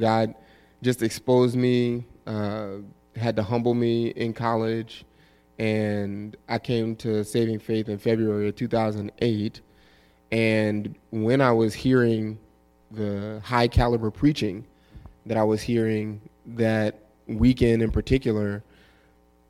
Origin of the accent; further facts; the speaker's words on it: New Orleans, Louisiana, United States; moved away as an adult; I'm originally from New Orleans, Louisiana. Grew up in New Orleans East and left in 2004 for college